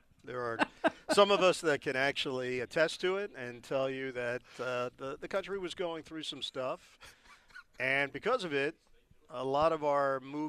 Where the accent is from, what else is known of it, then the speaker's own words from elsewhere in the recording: New York City, New York, United States; Forest Hills, concerts were canceled for about 5 years because Deadheads descended upon my hometown